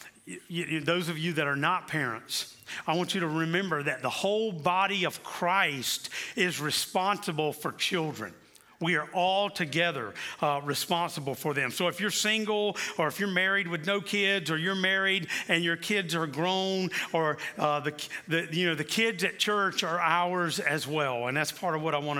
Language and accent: English; South Carolina, United States; moved away; also born or lived in Kansas City; growing up in the Church of the Nazarene in South Carolina